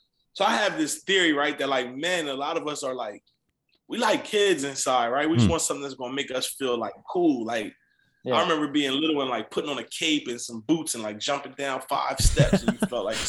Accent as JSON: {"language": "English", "town": "Camden", "region": "New Jersey", "country": "United States", "tie": "born or raised there", "moved": "as an adult", "said": "I feel like I'm from Camden, New Jersey."}